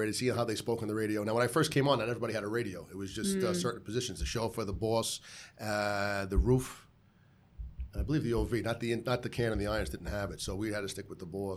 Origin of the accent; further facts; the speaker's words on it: New York City, New York, United States; I'm from Bay Ridge, Sunset Park, Brooklyn, and I grew up around the corner